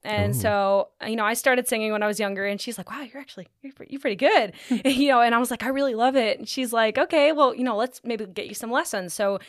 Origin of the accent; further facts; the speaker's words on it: Camp Hill, Pennsylvania, United States; I'm from Camp Hill, Pennsylvania. Camp Hill. Two different words.